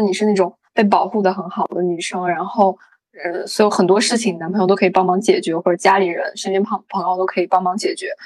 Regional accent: China; 从我们中国人的角度来说

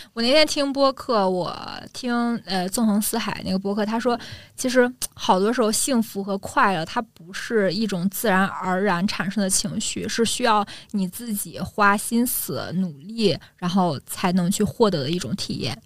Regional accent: China; moved away as an adult; now in Munich, Germany; 从小在中国生活的时候

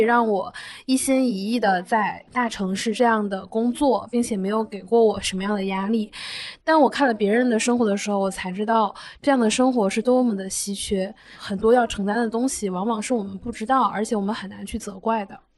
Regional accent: Northeast China, China; 我们是东北人嘛

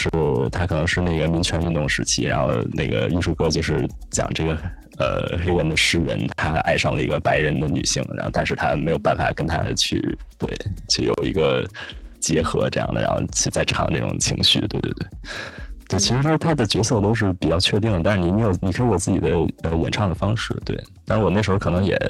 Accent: Beijing, China; 就我我很小很小时候在呃小学，可能跟很多北京的小朋友一样，是在那种呃管乐团里面。

